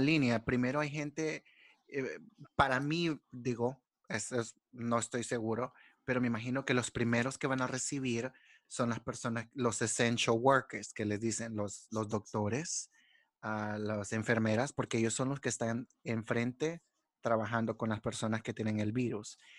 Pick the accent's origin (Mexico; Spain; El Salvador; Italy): El Salvador; nosotros como salvadoreños